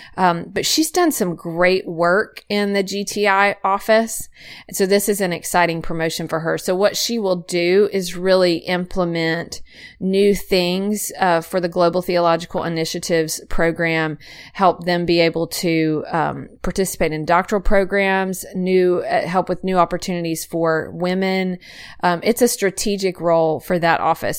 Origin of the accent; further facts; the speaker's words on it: Coopertown, Tennessee, United States; my home county, which is Robertson